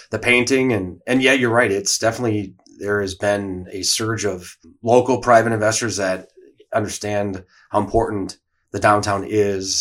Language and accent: English; Watertown, Wisconsin, United States; hometown product as well